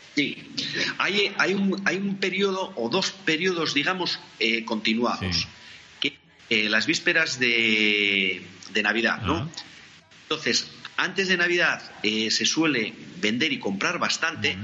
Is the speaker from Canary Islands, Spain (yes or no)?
no; Oviedo, Asturias, Spain; nací en Oviedo